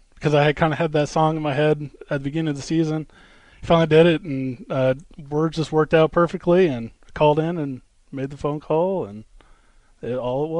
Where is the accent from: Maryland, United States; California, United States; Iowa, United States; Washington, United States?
Iowa, United States; Des Moines; Well, I'm from Des Moines, Iowa.